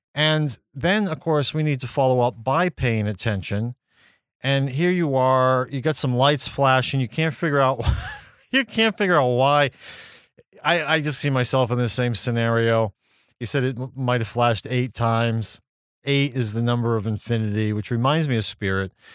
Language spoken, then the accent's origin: English; Maine, United States; my home state of Maine